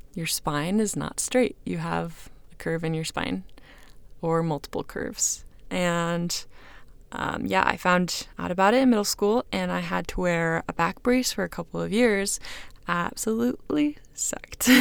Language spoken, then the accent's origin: English; Kansas City, United States; now in Utah, United States; I am originally from Kansas City, now living in Utah with my husband, Quinn